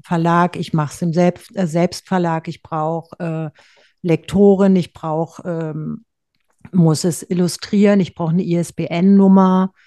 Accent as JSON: {"language": "German", "region": "Berlin", "country": "Germany", "also_born_or_lived": "Rheinhessen", "accent": "Berliner Schnauze", "moved": "yes", "lives_now": "Erbes-Büdesheim, Germany", "said": "ich grüße in meiner Heimat Rheinhessen mit Berliner Schnauze"}